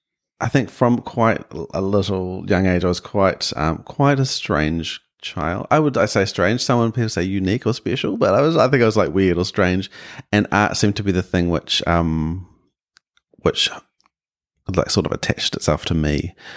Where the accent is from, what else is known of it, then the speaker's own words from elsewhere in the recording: Auckland, New Zealand; Yeah, I grew up in West Auckland in Rānui, deep west, and in a very non-creative household.